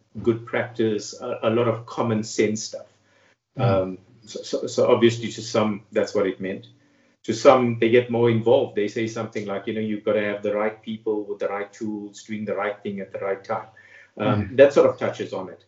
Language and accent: English; Durban, KwaZulu-Natal, South Africa; moved away as an adult; also born or lived in Witbank; now in Pretoria, South Africa; born and raised in Durban, lived there for most of my life, studied there.